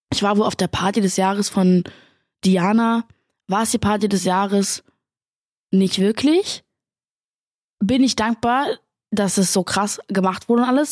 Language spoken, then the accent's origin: German; Berlin, Germany; Ich komme aus Berlin und ich habe zwei große Brüder